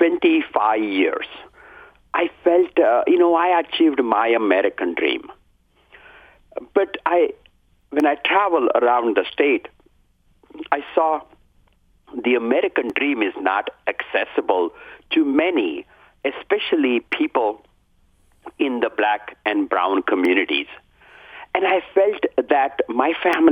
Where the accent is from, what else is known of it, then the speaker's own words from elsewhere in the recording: southern India, India; moved away as an adult; also born or lived in Akron, Ohio; now in Detroit, United States; I grew up in India, southern India.